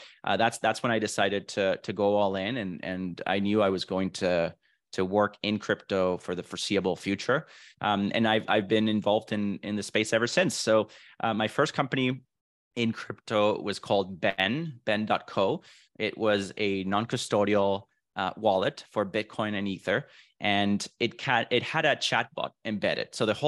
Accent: Venezuela; also born or lived in Vancouver, Canada; now in Miami, United States; So I was born and raised in Venezuela, moved to Vancouver, Canada in 2009. I spent the last 14 years almost in Vancouver. And then I recently moved to Miami, Florida in November of 2022, last year.

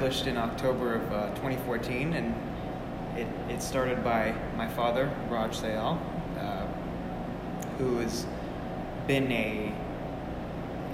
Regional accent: Southern California, United States; I grew up in Southern California

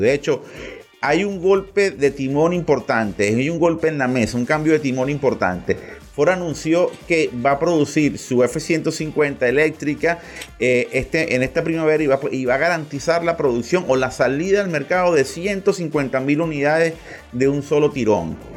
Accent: Venezuela; en nuestro territorio

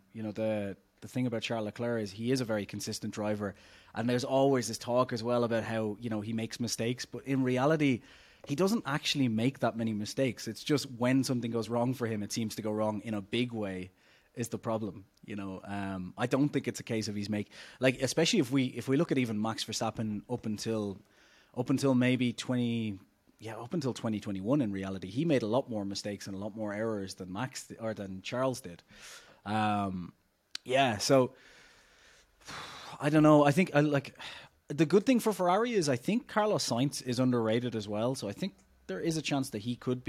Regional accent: Ireland; I'm Irish

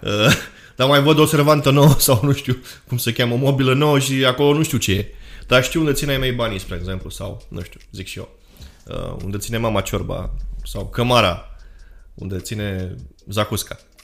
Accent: Romania; moved away as an adult; now in Canada; în prima instanță suntem români

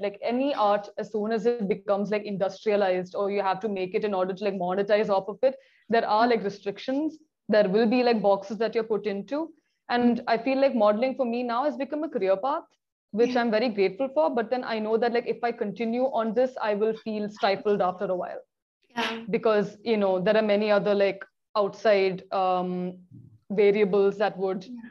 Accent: Kochi, Kerala, India; moved away as an adult; also born or lived in Delhi; right now I am based in Cochin. It is my hometown.

